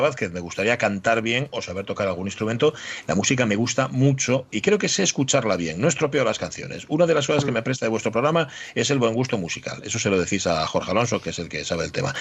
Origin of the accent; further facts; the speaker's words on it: Spain; A los españoles, chico, es que se nos nota a la legua